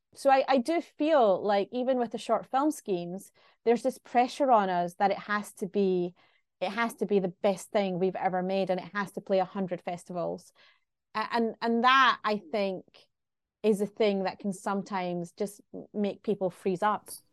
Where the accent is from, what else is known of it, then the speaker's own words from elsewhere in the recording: Glasgow, Scotland, United Kingdom; I'm from Glasgow